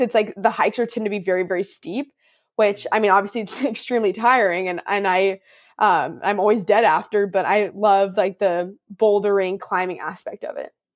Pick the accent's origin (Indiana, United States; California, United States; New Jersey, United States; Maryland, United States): California, United States; Orange County, Southern; also born or lived in Houston, Texas; I am from Southern California, Orange County, And I am currently at, um, in Southern California, Orange County, so I'm still here